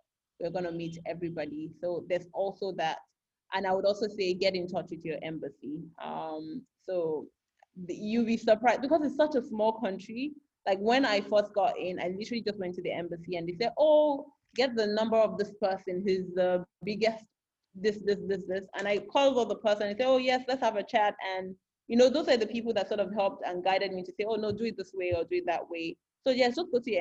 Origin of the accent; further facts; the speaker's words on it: Lagos, Nigeria; moved away as an adult; also born or lived in Ghana / Spain / Benin Republic; now in Monrovia, Liberia; I'm from Lagos and I live in Lagos